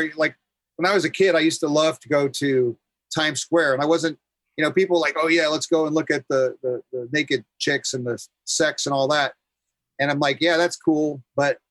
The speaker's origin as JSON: {"language": "English", "town": "New York City", "region": "New York", "country": "United States", "tie": "born or raised there", "also_born_or_lived": "Brooklyn, New York", "moved": "as an adult", "lives_now": "California, United States", "said": "Born in Brooklyn, but grew up in Queens"}